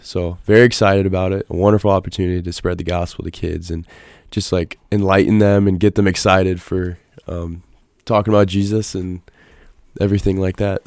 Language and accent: English; Nebraska, United States; moved away; I was born and raised in Nebraska on a farm.